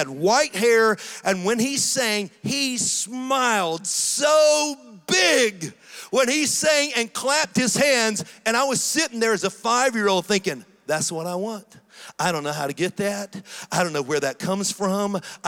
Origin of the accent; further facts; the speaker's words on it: Tennessee, United States; born there; also born or lived in Georgia, United States; I was born in Tennessee, and so we'd moved to Georgia, and we'd moved to Tennessee, and then we moved back to Georgia.